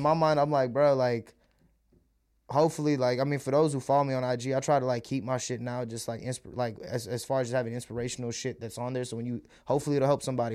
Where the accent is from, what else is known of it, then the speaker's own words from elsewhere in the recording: United States; first language Malayalam; English is a second language; also born or lived in India; I was born out there, but I was raised in America, spent all my life out here. I'm American